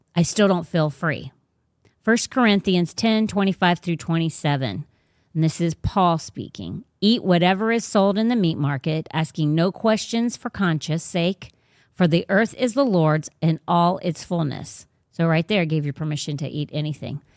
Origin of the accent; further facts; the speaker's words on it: Sarasota County, Florida, United States; also born or lived in Virginia; I was actually born in Sarasota County, so, like, it's my home